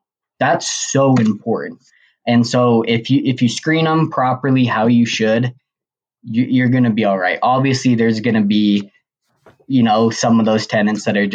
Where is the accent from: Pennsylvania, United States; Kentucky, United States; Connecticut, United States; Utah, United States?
Utah, United States; Logan; I am from Logan, Utah